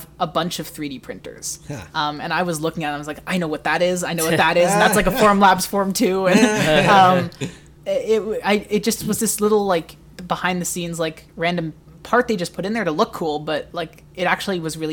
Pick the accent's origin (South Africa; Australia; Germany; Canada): Canada; as a Canadian